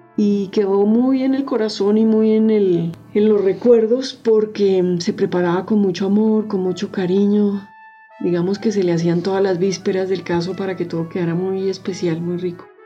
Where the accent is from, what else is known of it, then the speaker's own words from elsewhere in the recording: Bogotá, Colombia; yo soy de Bogotá